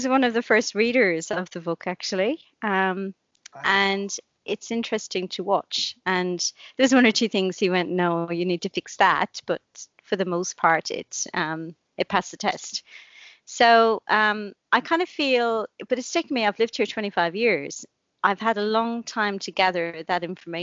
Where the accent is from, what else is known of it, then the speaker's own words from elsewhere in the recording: Blarney, Munster, Ireland; also born or lived in Cork; I grew up in Blarney, which is in the country. She thought she was doing a great thing, sending me into the city to school